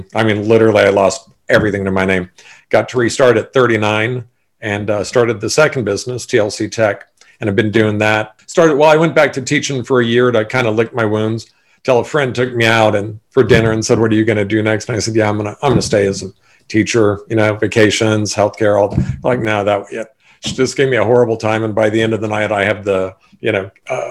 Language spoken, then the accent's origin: English; Sacramento, California, United States; also born or lived in Bordeaux, France / Hawaii; born and raised in Sacramento